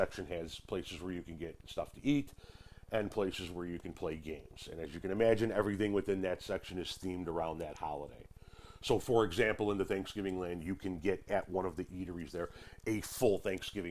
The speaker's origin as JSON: {"language": "English", "town": "Chicago", "region": "Illinois", "country": "United States", "said": "I'm from the Chicagoland area."}